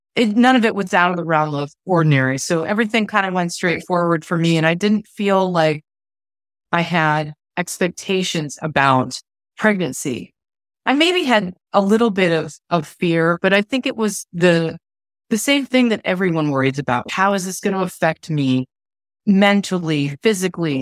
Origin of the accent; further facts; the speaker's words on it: Ohio, United States; moved away as an adult; now in Phoenix, United States; I'm from Ohio originally, although the last couple of years have been moving back and forth all around the country. Right now, I live in Phoenix, Arizona.